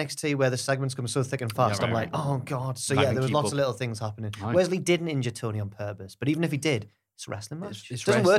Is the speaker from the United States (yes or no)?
no; England, United Kingdom; I'm English?